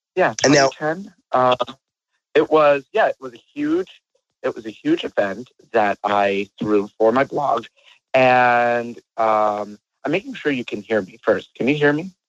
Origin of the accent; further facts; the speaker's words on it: New York, United States; moved away; I'm New Yorker myself, so like I still have family over there